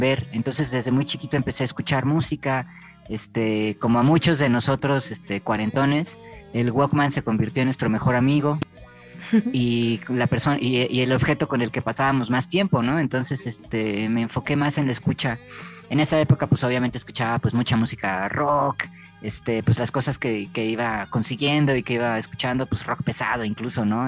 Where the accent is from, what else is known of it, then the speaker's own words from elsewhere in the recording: Mexico; Acá en México nos cuesta mucho trabajo mover la cadera